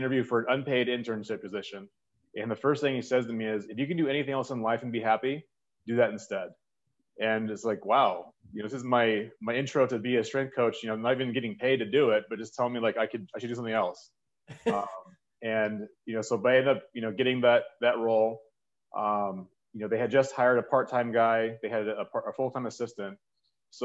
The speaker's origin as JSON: {"language": "English", "area": "the Bay Area", "region": "California", "country": "United States", "tie": "born or raised there", "moved": "yes", "said": "I grew up in the Bay Area. So it's kind of like, you know, hometown team"}